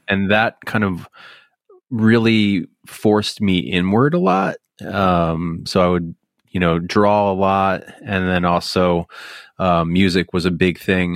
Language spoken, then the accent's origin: English; Bucks County, Pennsylvania, United States; moved away; Growing up here was weird